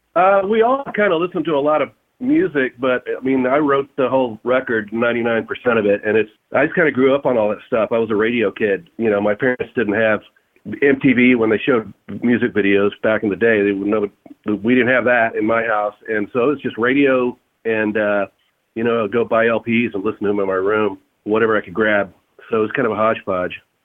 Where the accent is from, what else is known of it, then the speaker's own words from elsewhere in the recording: Fort Worth, Texas, United States; I'm from Fort Worth